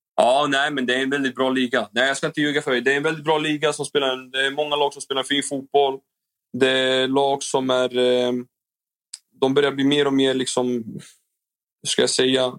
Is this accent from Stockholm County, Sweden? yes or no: no; Norrköping, Östergötland, Sweden; moved away as an adult; Jag är ändå från Norrköping och jag är född och uppväxt där